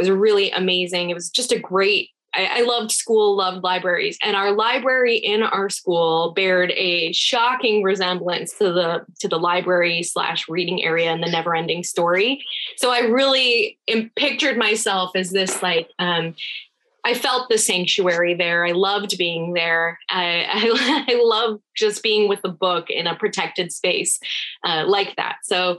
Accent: Chicago, Illinois, United States; born there; also born or lived in Rhode Island / California; I was born in Chicago, Illinois. I'm a first generation American. My parents are both from Iran. And I lived in Illinois, then Rhode Island, a few other places, ultimately California.

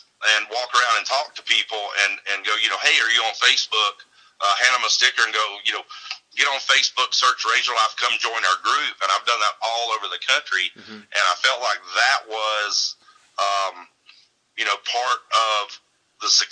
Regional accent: Mount Olive, Alabama, United States; I'm from Mount Olive, Alabama

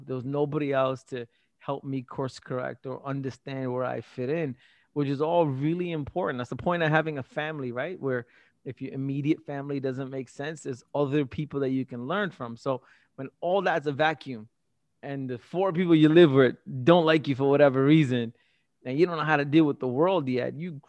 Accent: Tamil Nadu, India; also born or lived in Singapore; Prior to that, I was just another Asian kid in Singapore, and I was like, wait, I come from Tamil Nadu, I speak Tamil, but I'm not Tamil, but then there's all these other languages, what the hell's going on?

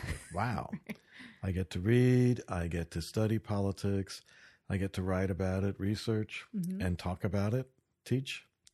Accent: New York, United States; also born or lived in Massachusetts; I grew up on the Long Island Sound on the mainland side.

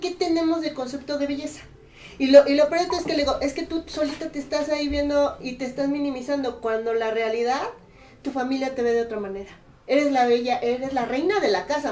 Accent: Puebla, Mexico; also born or lived in San Andrés Cholula; yo soy Puebla Capital

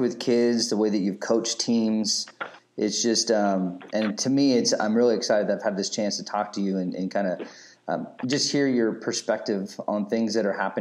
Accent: Bay Area, California, United States; growing up in the Bay Area

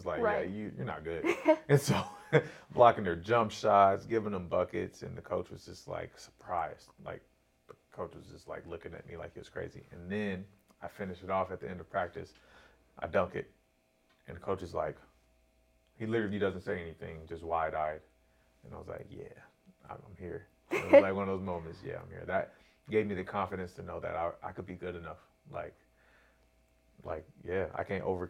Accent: Corona, California, United States; I grew up in Corona.

